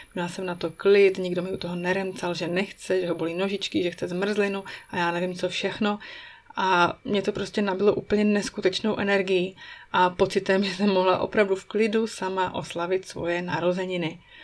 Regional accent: Moravia, Czechia; moved away as an adult; now in Switzerland; u nás na Moravě

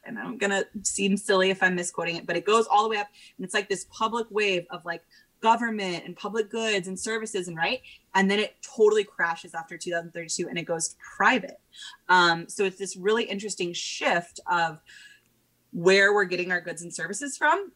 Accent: Portland, Oregon, United States; I got back to Portland, Oregon, which is my hometown

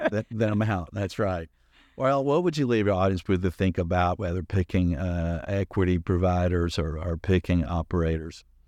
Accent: Atlanta, Georgia, United States; I grew up in Atlanta in the city

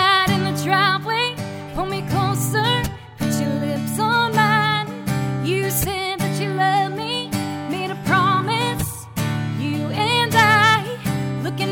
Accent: Billerica, Massachusetts, United States; moved away as an adult; now in Nashville, United States; I grew up in Billerica, Massachusetts.

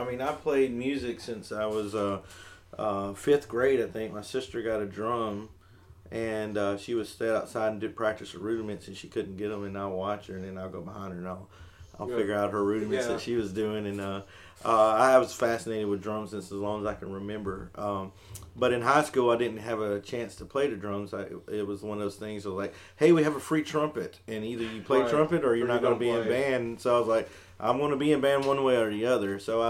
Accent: Aberdeen, Scotland, United Kingdom; Aberdeen being my hometown, and I hardly get a chance to even go there anymore because I'm so busy

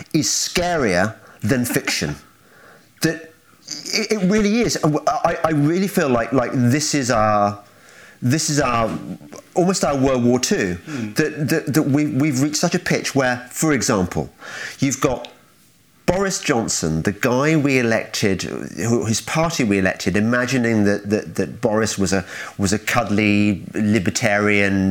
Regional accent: Midlands, United Kingdom; I'm from the Midlands too

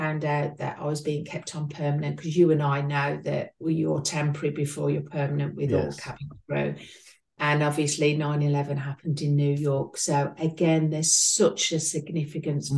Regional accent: United Kingdom; accent: between Birmingham and East Midlands; as you can tell by my accent, I'm between Birmingham and East Midlands

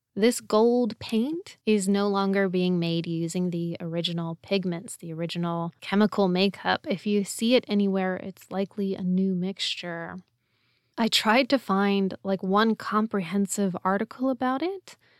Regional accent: United States; I'm an American

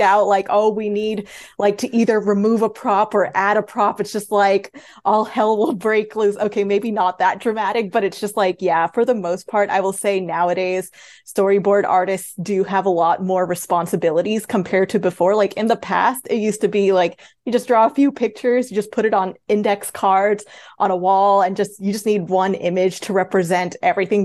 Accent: Queens, Long Island, New York, United States; now in Los Angeles, United States; I originally grew up in Queens, and then we eventually moved to Long Island, and then after that, I moved to Los Angeles

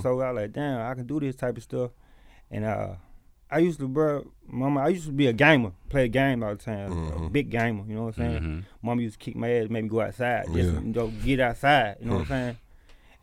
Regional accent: Jefferson Davis County, Mississippi, United States; also born or lived in Hattiesburg, Mississippi / Jackson, Mississippi; I'm coming from Mississippi, you know, JDC. I'm from all around, Hattiesburg

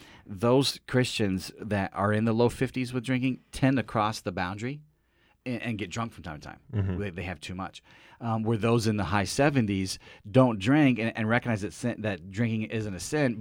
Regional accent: Philadelphia, Pennsylvania, United States; But as we get to talking, and I explain that I'm from Philly, and he's from Pittsburgh, nope.

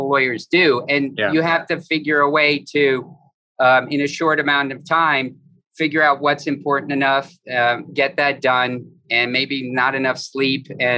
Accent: Fort Lauderdale, Florida, United States; I'm from Fort Lauderdale

